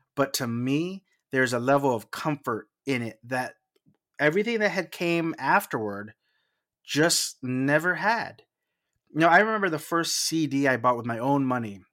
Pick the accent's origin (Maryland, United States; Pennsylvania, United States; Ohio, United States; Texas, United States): Texas, United States; South; I'm from South Texas